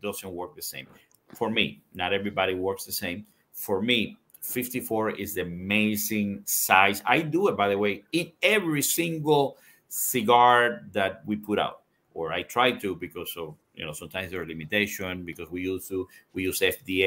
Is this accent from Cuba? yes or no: yes; Cuba; now in United States; I'm Cuban seed. I was born in Cuba